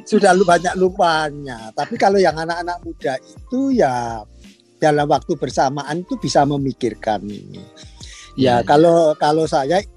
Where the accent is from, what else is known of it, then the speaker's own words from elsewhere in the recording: Indonesia; born there; saya lahir di Indonesia saya sekolah dari SMP, SD.